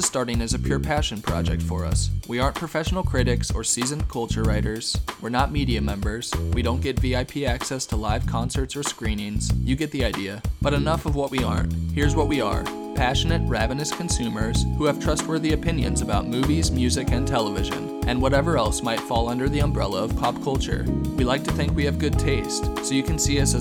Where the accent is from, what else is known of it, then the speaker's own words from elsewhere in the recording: Northern Virginia, Washington, D.C. metropolitan area, United States; We're both from the Northern Virginia, Washington, D.C. area